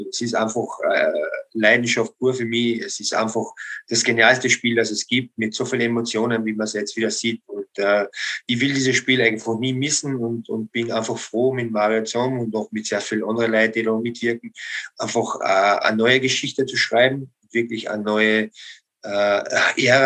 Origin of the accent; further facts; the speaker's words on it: Austria; man kann als Österreicher sehr zufrieden